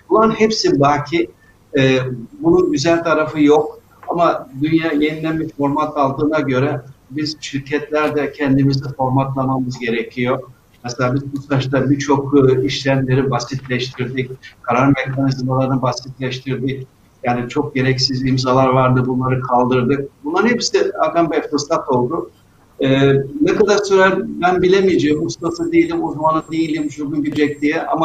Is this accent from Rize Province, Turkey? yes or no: yes; Rize Province, Turkey; Yani bilirsiniz ben e, Rize'liyim, Karadenizliyim ve Karadenizlerde denize yüzmeyi çok severler. 6-7 yaşında boyumuz bir metre, dalganın boyu bir buçuk metre. Tabii Karadeniz dalgalıdır.